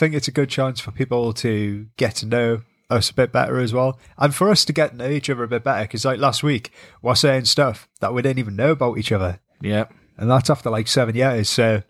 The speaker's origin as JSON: {"language": "English", "region": "North East England", "country": "United Kingdom", "said": "just two lads from the northeast of England"}